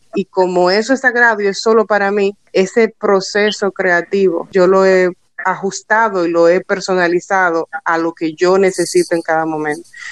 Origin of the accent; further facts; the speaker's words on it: Dominican Republic; soy mujer dominicana